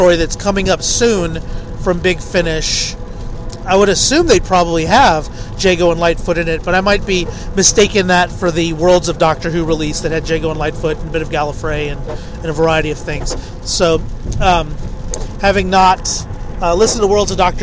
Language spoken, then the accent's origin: English; Texas, United States; your favorite Vortexan, being that I'm from Texas